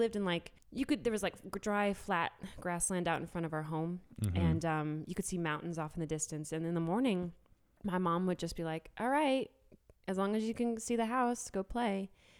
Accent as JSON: {"language": "English", "region": "Virginia", "country": "United States", "tie": "born there", "also_born_or_lived": "Idaho / Florida / New Hampshire", "said": "Okay, so I was born in Virginia. Then we moved to Idaho. Then we moved to Florida. And then we moved to New Hampshire."}